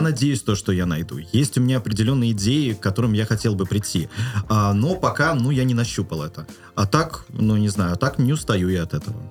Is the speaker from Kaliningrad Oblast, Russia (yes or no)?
yes; Kaliningrad, Kaliningrad Oblast, Russia; в моем родном городе Калининграде был уникальный медицинский колледж